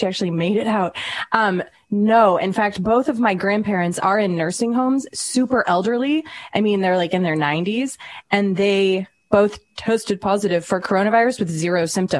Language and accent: English; Massachusetts, United States; I'm from Massachusetts, so super, liberal state.